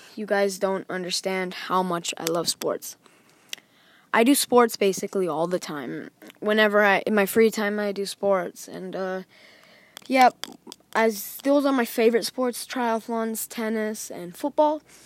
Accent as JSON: {"language": "English", "country": "Thailand", "tie": "born or raised there", "said": "I was born in Thailand"}